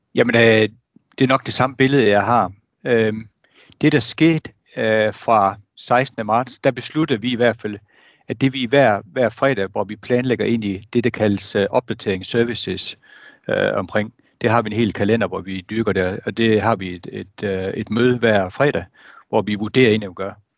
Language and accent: Danish; Jutland, Denmark; nu er jeg jyde